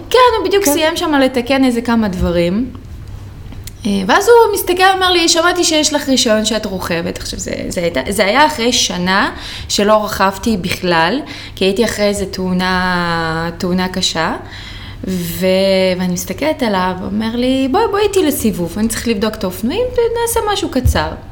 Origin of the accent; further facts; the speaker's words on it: Rehovot, Central District, Israel; אני מרחובות